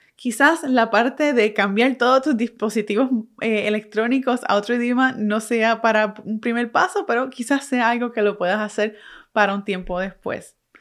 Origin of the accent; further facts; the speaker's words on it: Puerto Rico; first language Spanish; Aunque yo nací y me crié en Puerto Rico, soy boricua, mi primer idioma es el español